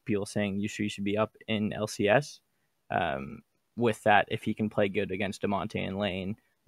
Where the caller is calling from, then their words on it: Toronto, Ontario, Canada; Calling from Toronto.